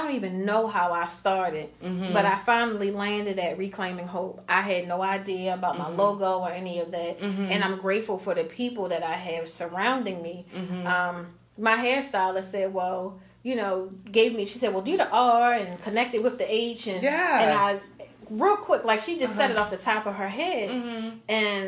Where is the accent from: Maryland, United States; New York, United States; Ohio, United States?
Maryland, United States; Baltimore; I grew up in Baltimore City. I moved in Edmonton Village when I was a year old with my parents